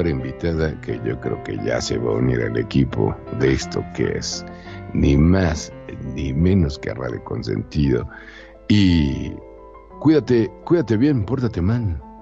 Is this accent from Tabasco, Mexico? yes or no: no; Monterrey, Nuevo León, Mexico; perdón por haber nacido en Monterrey